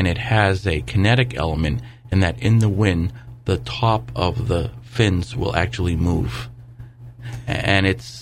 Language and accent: English; Fairhaven, Massachusetts, United States; I grew up in East Fairhaven